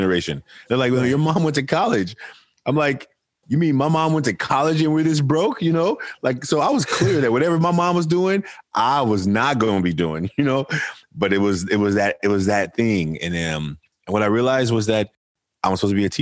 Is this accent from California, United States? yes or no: yes; Oakland, California, United States; I'm from Oakland, California. I'm raised by a single mother, grew up a fatherless son